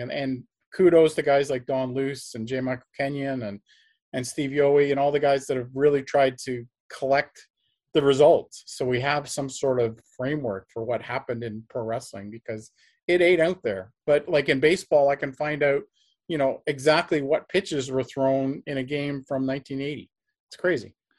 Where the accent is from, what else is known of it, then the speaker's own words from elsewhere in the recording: Canada; I'm also Canadian